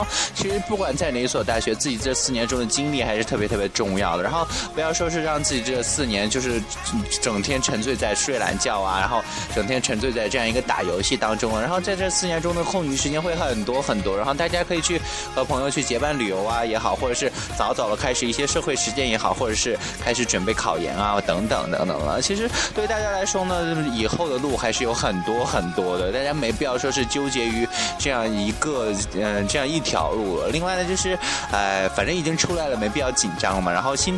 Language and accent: Chinese; Shanxi, China; moved away as an adult; 所以说呢，我就从山西来到了广西了。然后，其实，啊，从北方来了来了南方呢，然后至今已经有三年了，然后马上就到第四年了。